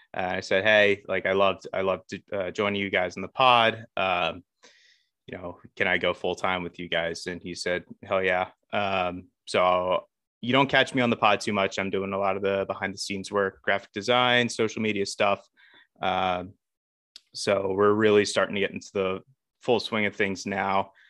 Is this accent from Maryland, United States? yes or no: yes; Baltimore, Maryland, United States; I'm from the Baltimore area. Um, grew up around here.